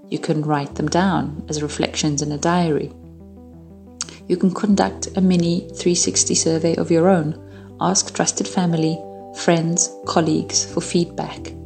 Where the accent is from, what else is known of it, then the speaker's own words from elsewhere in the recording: Hungary; born there; moved away; I was born in Hungary, behind the Iron Curtain, during the Cold War, and in the midst of the Cuban Missile Crisis. I lived as a refugee for 12 years.